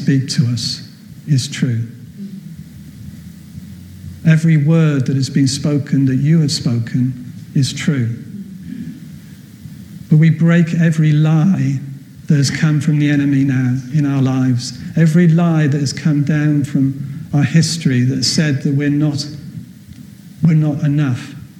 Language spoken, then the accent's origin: English; Wales, United Kingdom; I'm from Wales